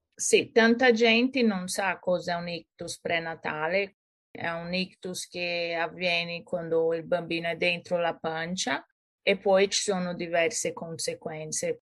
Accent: São Paulo, Brazil; Italian is a second language; moved away as an adult; now in Florence, Italy; sono brasiliana e sono nata e cresciuta a San Paolo. Poi con 22 anni mi sono trasferita in Italia

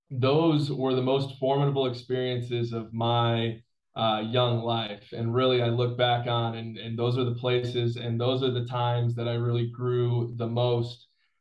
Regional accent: Southwest Michigan, United States; also born or lived in Chicago suburbs, Illinois; I was born in the Chicago suburbs and raised in Southwest Michigan.

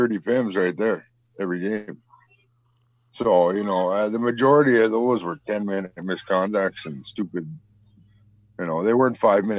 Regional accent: Saskatchewan, Canada; I'm very proud to say I'm from Saskatchewan. I grew up there.

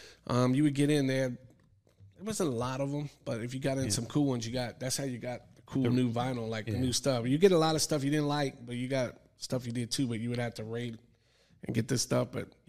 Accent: Hawaii, United States; Because I grew up in Hawaii, so until the military, I didn't know racism until I went in the military. Everyone was mixed. It's a melting pot, you know.

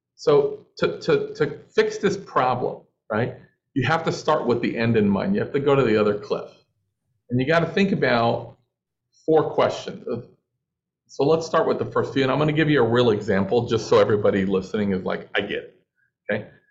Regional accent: Los Angeles, California, United States; I'm from Los Angeles

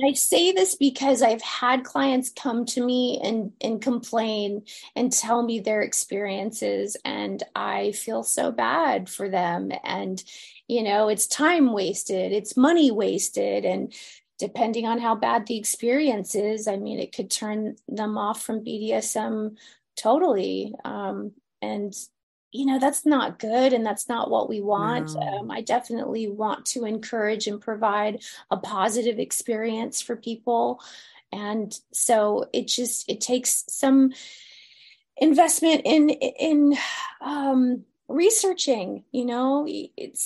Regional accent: United States; now in Los Angeles, United States; I was from America

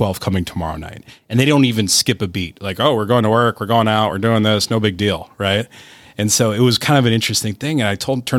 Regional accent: Cleveland, Ohio, United States; also born or lived in Chicago; It's not. I've lived in Chicago and I grew up in Cleveland. It's not that cold.

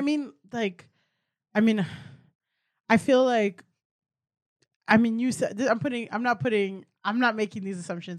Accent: Miami, Florida, United States; I'm from Miami

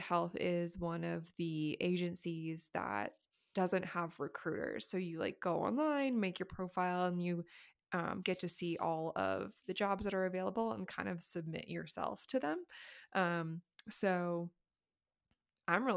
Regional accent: San Diego, California, United States; now in Denver, United States; growing up in San Diego, there's no snow

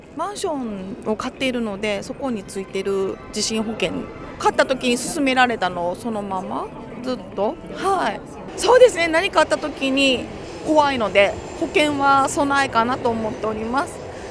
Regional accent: Tohoku, Japan; 東北出身なので

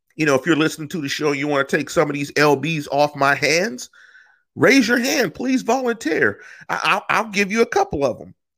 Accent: Pittsburgh, Pennsylvania, United States; moved away; I'm from Manchester. I'm from the one five two three three

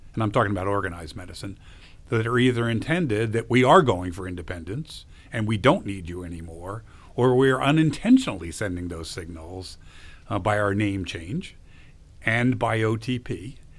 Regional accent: New Jersey, United States; I grew up in New Jersey.

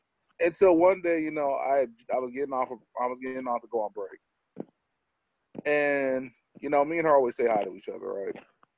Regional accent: United States; we're one of the only, you know, people who in America, we don't actually know where we came from.

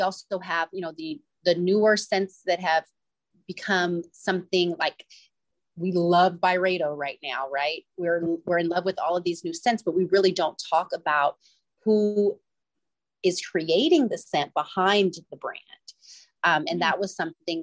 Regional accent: East Bay, Northern California, United States; I grew up in Northern California in the East Bay

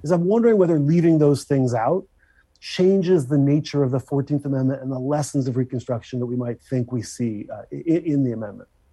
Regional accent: Philadelphia, Pennsylvania, United States; I'm a Philadelphian. You know, cheese steaks and tasty cakes are principal parts of my diet.

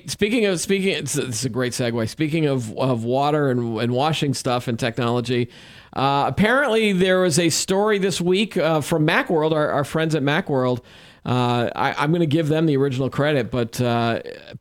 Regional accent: New England, United States; we're from New England

